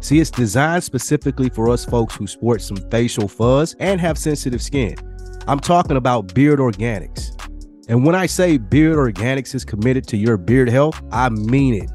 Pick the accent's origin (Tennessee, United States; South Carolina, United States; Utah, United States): Tennessee, United States; Nashville